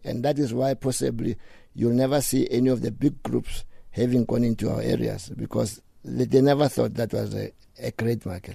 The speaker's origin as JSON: {"language": "English", "town": "Johannesburg", "region": "Gauteng", "country": "South Africa", "tie": "born or raised there", "said": "I grew up in Dobsonville"}